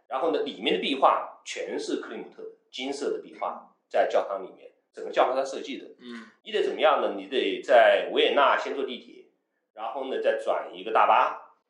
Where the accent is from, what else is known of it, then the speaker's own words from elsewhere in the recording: Wuhan, Hubei, China; 因为我在汉口长大